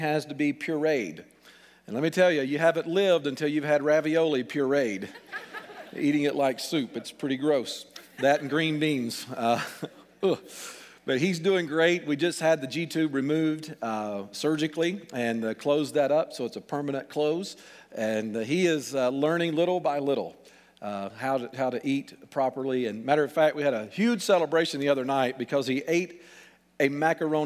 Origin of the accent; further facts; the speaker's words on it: Alabama, United States; accent: southern; moved away as an adult; now in Pittsburgh, United States; We're transplants from Beth and I grew up in Alabama.